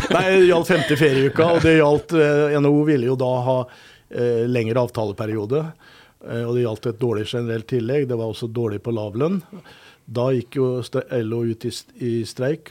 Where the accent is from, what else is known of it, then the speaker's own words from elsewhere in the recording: Oslo, Norway; now in Trondheim, Norway; når jeg vokste opp i Oslo. Gikk på Grefsen folkeskole.